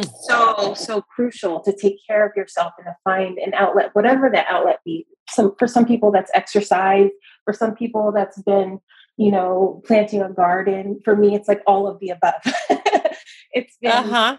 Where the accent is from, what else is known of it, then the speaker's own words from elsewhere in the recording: Los Angeles, California, United States; moved away as an adult; now in San Francisco Bay Area, United States; I'm actually originally from Los Angeles, okay. Uh, Los Angeles County, all over